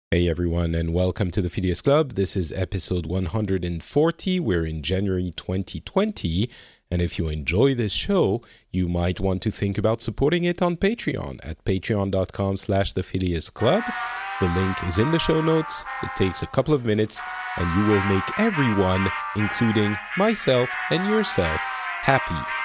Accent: France; now in Finland

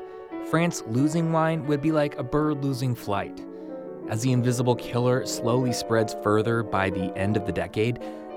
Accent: Napa, California, United States; moved away as an adult; now in Missouri, United States; originally, I'm from Napa, California.

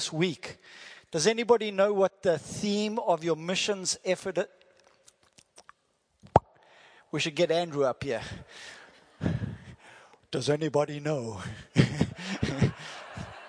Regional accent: South Africa; first language English; I'm from South Africa, and that is my wife, Lynette G.

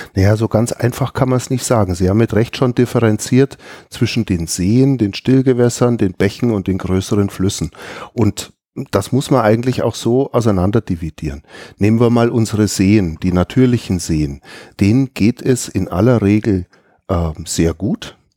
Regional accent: Allgäu, Germany; bei uns im Allgäu

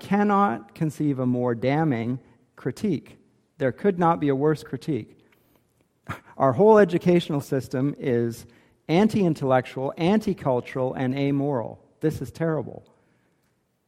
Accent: Canada; Maybe I'm too Canadian

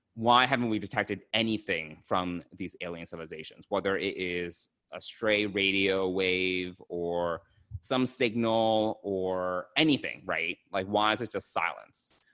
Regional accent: United States; I'm an American born Chinese

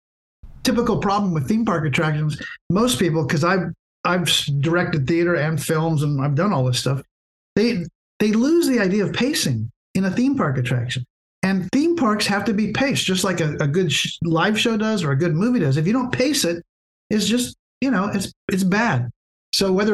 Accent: Santa Barbara, California, United States; I grew up in Santa Barbara

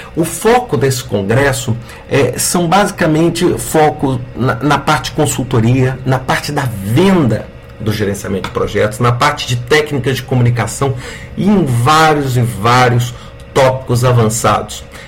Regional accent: Brazil; nós poderíamos ter como brasileiros

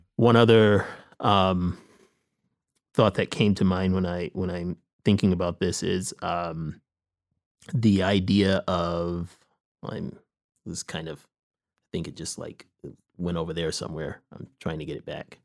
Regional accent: Michigan, United States; moved away as an adult; now in Los Angeles, United States; I'm originally from Michigan. I grew up, um, in the city north of Detroit, Michigan.

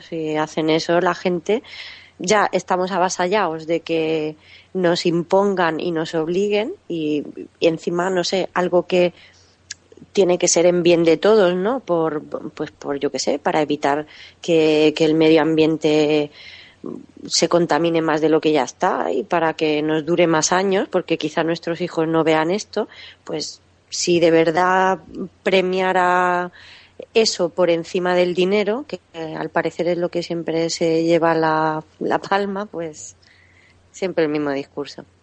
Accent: Catalonia, Spain; born or raised there; moved away as an adult

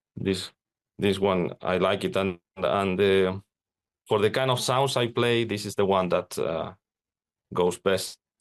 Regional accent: Spain; now in Finland; I'm, I'm living in, in Finland, even though I'm from Spain

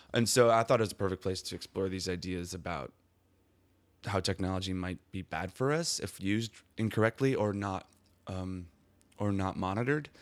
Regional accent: Milwaukee, Wisconsin, United States; I'm from Milwaukee, Wisconsin

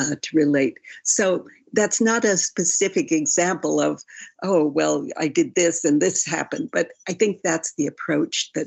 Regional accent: New York City, New York, United States; I'm from New York City

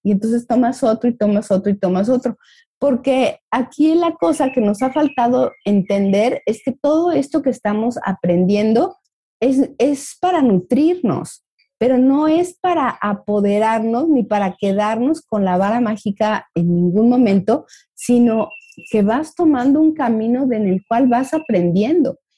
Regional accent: Mexico; como mexicanos veo

